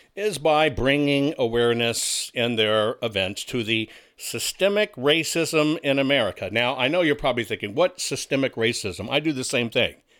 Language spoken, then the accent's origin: English; Texas, United States; at that time I grew up in Texas